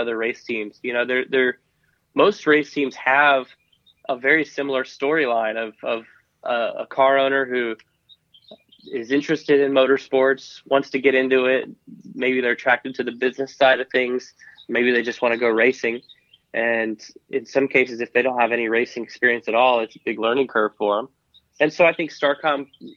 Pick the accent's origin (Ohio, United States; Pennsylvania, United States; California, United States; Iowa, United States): Iowa, United States; Cedar Rapids; I grew up in Iowa, and, you know, Iowa is a great state for motorsports